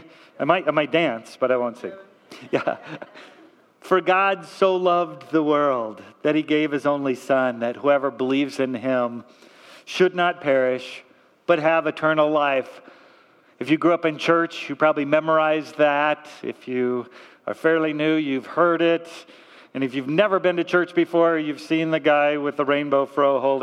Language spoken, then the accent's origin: English; Torrance, California, United States; I was raised in Torrance, not too far from here